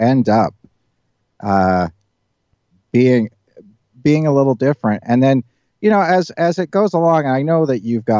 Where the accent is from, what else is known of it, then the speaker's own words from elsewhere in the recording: Northern Ireland, United Kingdom; when I grew up in Northern Ireland, I mean, this was in the 1970s